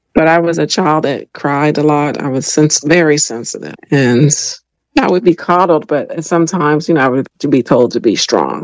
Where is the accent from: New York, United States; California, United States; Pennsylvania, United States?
Pennsylvania, United States; Philadelphia; moved away as an adult; now in Washington, D.C. area, United States; I grew up in Philadelphia, PA.